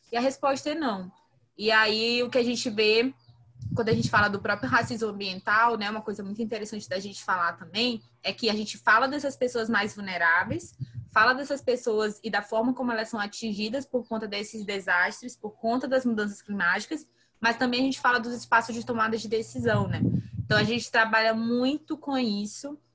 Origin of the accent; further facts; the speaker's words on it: São José de Ribamar, Maranhão, Brazil; Eu sou maranhense, então eu falo de um município chamado São José de Ribamar, que fica no Maranhão